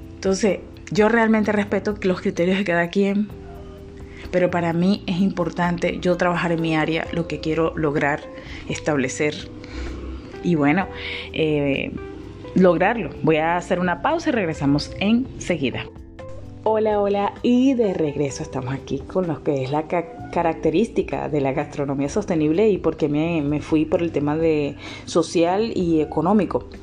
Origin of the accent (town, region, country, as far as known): Venezuela